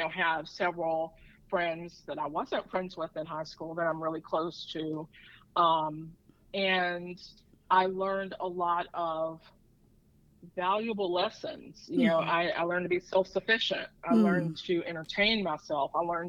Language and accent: English; Edgemore, South Carolina, United States; So my family has 36 acres of land. And I grew up with probably the largest playground ever.